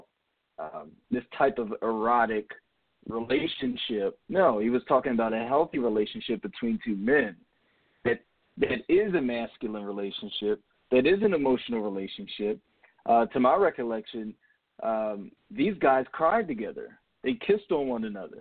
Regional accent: near Camden, New Jersey, United States; I grew up in Jersey, you know, South Jersey, right near Camden, about 10 minutes from Philadelphia

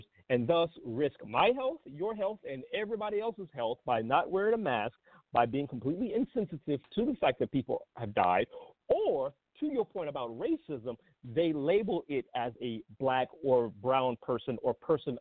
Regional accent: Georgia, United States; moved away; My home state of Georgia

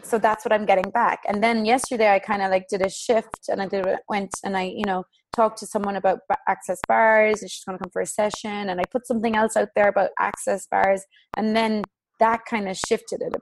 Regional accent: Ireland; I'm Irish.

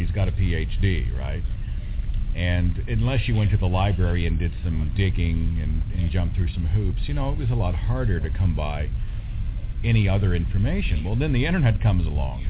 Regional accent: Oklahoma, United States; I'm from Oklahoma

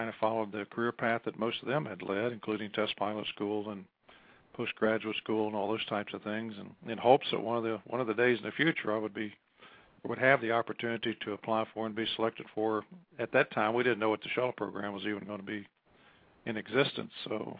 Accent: West Virginia, United States; moved away as an adult; I came from West Virginia

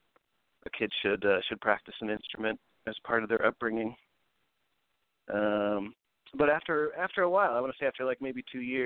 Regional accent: Philadelphia, Pennsylvania, United States; I grew up in Philadelphia

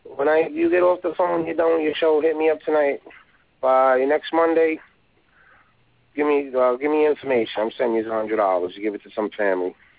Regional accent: New York, United States; I'm born and raised in New York

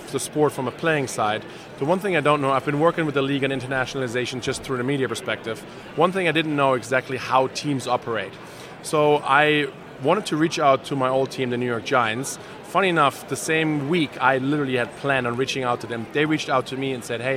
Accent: Germany; moved away as an adult; Born and raised in Germany, lived there until I was 21 years

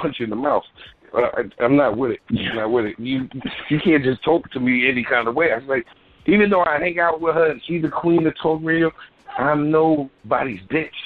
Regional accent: New York City, New York, United States; I'm from Bed Stuy

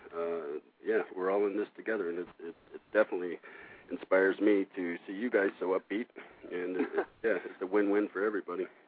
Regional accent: Los Angeles and Oregon, West Coast, United States; moved away as an adult; now in Madison, United States; I'm actually from the West Coast, uh, Los Angeles and Oregon. Uh, I've been in the Midwest since 2003

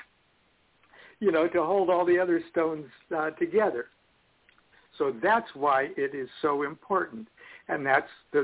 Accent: Nebraska, United States; moved away; when I was a kid, I was raised in Nebraska

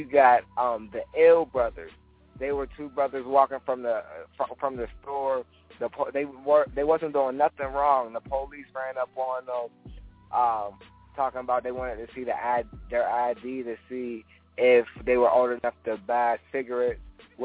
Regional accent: Pittsburgh, Pennsylvania, United States; I'm from Pittsburgh, the east side of Pittsburgh

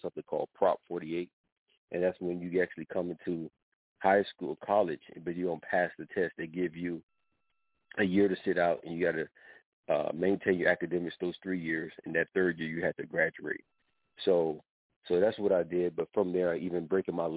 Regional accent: Miami, Florida, United States; I'm born and raised in Miami, Florida

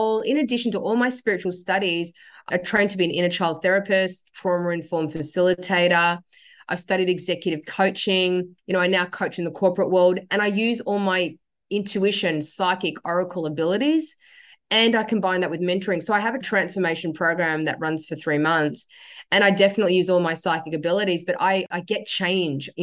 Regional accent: Sydney, New South Wales, Australia; I was born in Sydney. My dad migrated here in 1975. I was born in 1976

